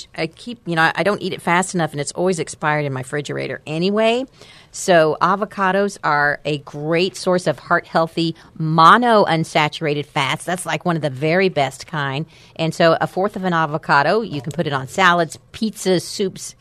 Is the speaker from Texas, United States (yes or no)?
yes; Amarillo, Texas, United States; I'm from Amarillo